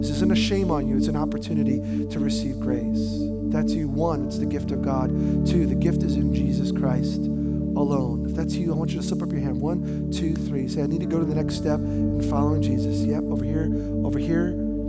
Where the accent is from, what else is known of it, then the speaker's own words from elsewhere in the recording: New York, United States; I grew up in New York